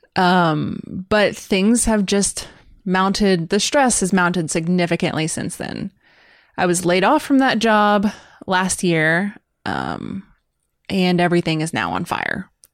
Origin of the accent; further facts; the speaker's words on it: United States; as an American